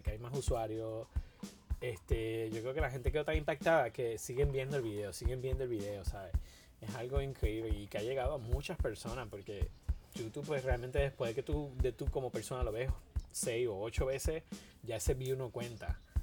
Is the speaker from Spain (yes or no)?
no; Puerto Rico; todos los puertorriqueños